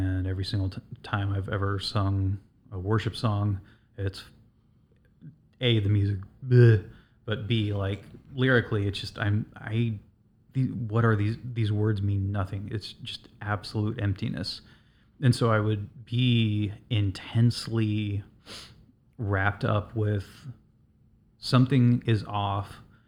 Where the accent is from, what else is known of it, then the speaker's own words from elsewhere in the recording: West Coast, United States; Like growing up on the West Coast, like I would look at the ocean and I would just imagine monstrous creatures coming up out of the water.